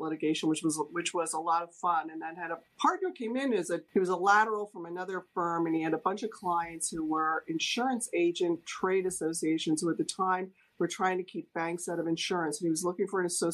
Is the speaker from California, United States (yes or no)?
no; New Jersey, United States; moved away as an adult; also born or lived in New York; now in Washington, D.C., United States; I grew up in New Jersey and had been in New York